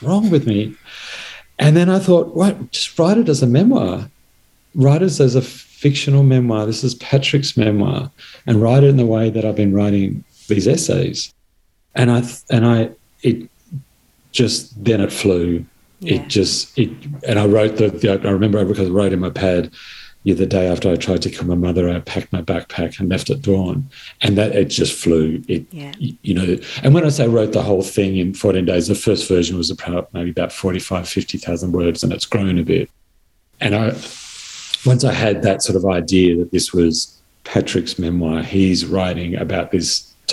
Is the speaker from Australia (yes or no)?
yes; Blue Mountains, New South Wales, Australia; my childhood growing up in the Blue Mountains